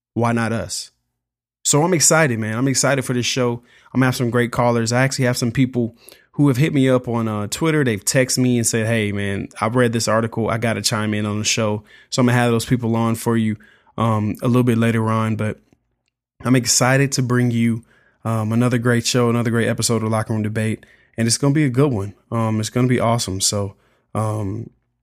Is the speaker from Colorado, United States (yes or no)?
no; Atlanta, Georgia, United States; I was born and raised in Atlanta, grew up down here.